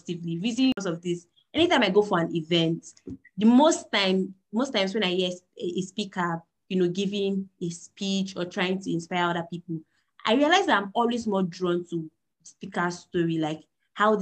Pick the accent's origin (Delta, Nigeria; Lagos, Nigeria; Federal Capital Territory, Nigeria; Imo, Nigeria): Delta, Nigeria; I'm a Niger Delta girl as well. I'm from Delta State.